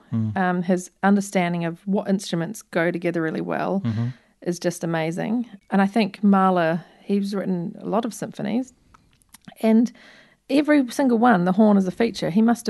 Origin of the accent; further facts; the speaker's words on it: New Zealand; from New Zealand.